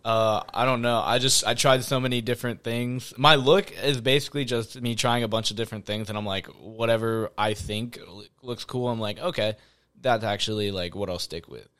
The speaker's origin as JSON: {"language": "English", "town": "Florence", "region": "Kentucky", "country": "United States", "tie": "born or raised there", "said": "born and raised, same household, uh, Florence, Kentucky"}